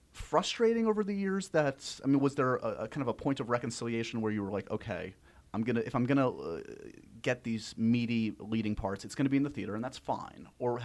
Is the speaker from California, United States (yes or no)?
no; New York City, New York, United States; As a New Yorker